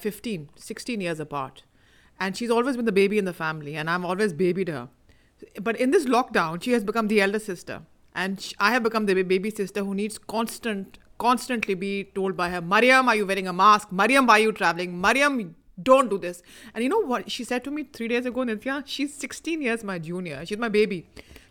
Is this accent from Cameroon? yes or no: no; Pakistan; I am from Pakistan